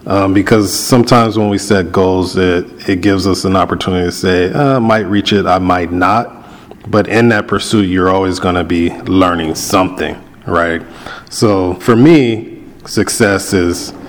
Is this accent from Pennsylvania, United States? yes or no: no; Compton, California, United States; growing up in Compton, and I know we talked about me growing up